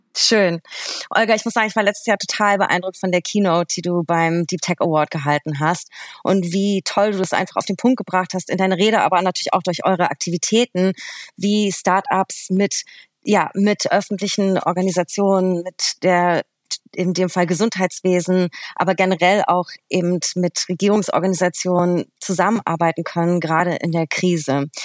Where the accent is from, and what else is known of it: Berlin, Germany; born or raised there